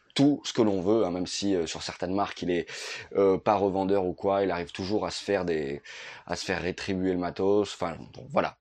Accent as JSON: {"language": "French", "town": "Nice", "region": "Provence-Alpes-Côte d'Azur", "country": "France", "said": "je suis de Nice. Là, je suis euh, en Corse."}